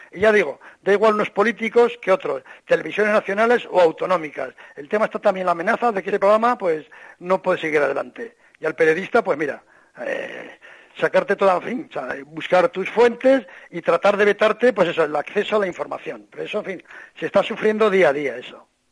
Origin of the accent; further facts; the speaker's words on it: Spain; siendo español